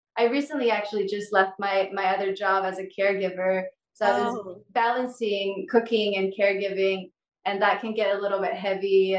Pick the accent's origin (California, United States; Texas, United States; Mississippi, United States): California, United States; moved away as an adult; also born or lived in Mexico / San Francisco; now in Hawaii, United States; I grew up in California most of my life